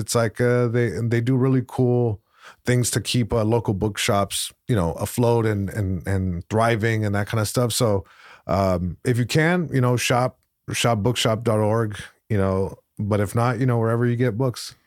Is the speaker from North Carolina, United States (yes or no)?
no; Long Beach, California, United States; first language Spanish; English is a second language; I grew up in Long Beach, right by the main, uh, library branch